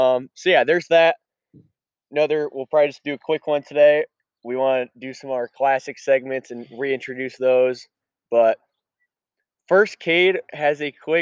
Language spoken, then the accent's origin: English; Clinton, Iowa, United States; From Clinton, Iowa, shout out to the 563